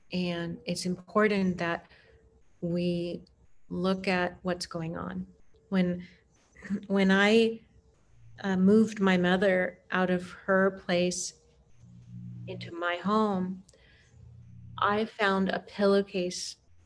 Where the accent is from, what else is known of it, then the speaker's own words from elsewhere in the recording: Germany; now in Portland, United States; I grew up partly in Germany